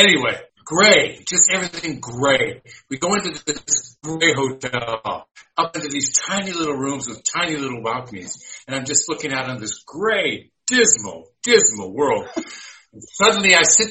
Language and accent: English; United States; now in United Kingdom; I'm American